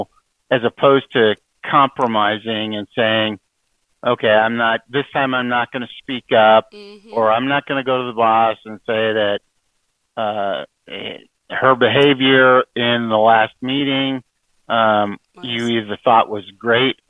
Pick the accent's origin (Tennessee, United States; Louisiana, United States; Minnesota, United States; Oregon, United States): Minnesota, United States; moved away as an adult; now in Kansas City, United States; I grew up in Minnesota